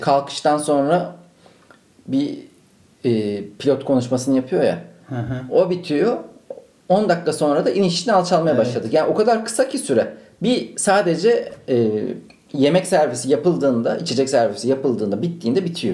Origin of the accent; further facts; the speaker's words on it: Ankara, Turkey; Ankaralıyım ben.